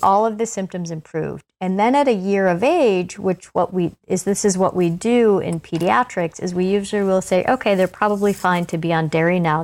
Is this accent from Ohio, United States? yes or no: yes; Ohio, United States; moved away; I'm originally from Ohio